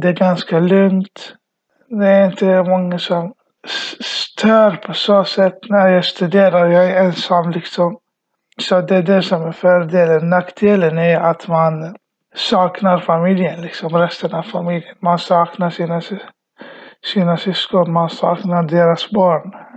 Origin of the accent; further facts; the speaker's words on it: Iraq; now in Sweden; jag kommer från Irak kom till Sverige 2010